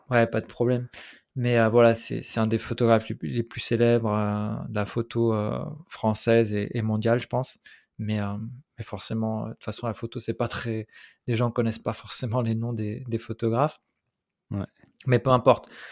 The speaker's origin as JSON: {"language": "French", "country": "Switzerland", "tie": "born or raised there", "also_born_or_lived": "Portugal", "second_language": "French", "said": "je suis arrivé, j'avais 7 ans en Suisse. et puis, ça, a été particulièrement difficile parce que ben, cet âge-là, ben, je parlais pas français"}